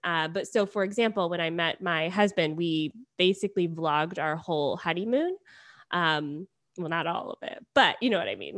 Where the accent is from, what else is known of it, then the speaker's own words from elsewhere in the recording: Beaufort, Georgia, United States; moved away as an adult; also born or lived in Atlanta, Georgia; now in Toronto, Canada; I grew up in Beaufort, and I went to Georgia State, so when I, uh, started university, I moved downtown and just stayed there